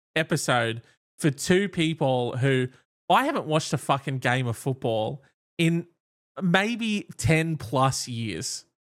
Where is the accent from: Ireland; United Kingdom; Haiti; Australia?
Australia; we're Australian